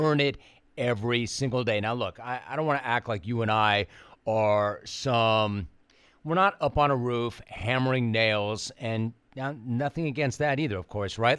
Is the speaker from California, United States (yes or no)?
yes; Los Angeles, California, United States; I grew up in Los Angeles